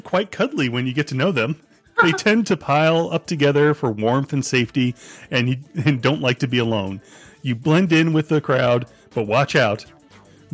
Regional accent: Florida, United States; I'm from Florida

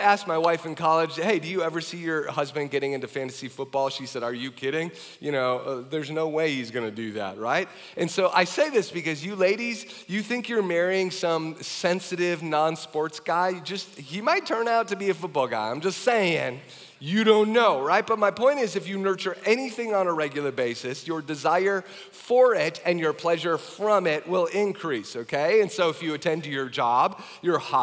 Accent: Wisconsin, United States; moved away as an adult; also born or lived in Minnesota; I moved back to Wisconsin. I came from Wisconsin, went to the U of M

